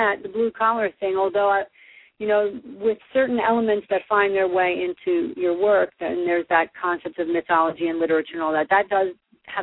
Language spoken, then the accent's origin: English; New Jersey, United States; I am from New Jersey, And sometimes people tell me I sound that way